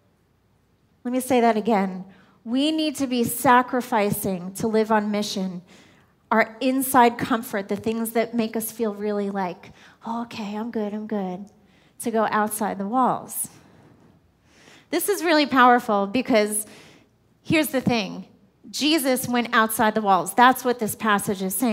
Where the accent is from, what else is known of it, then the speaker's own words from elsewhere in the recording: New York, United States; I'm a New Yorker